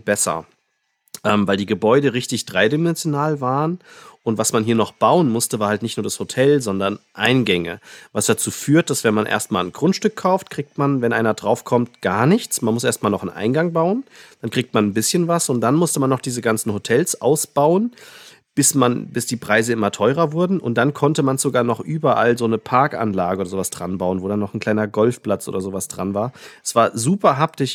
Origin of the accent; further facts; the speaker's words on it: Frankfurt, Hesse, Germany; ich hier als Frankfurter